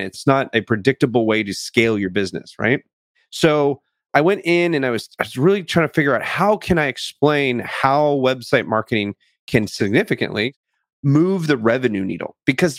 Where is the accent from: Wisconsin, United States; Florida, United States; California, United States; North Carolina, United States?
California, United States; also born or lived in England; I was born in England to a pair of Air Force parents. I grew up in California